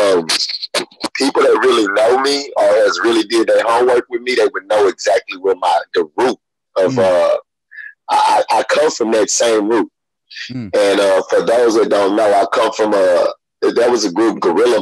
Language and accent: English; Houston, Texas, United States; I'm originally from, I'm from Houston, Texas. Small area in Houston, Texas called Herb Clark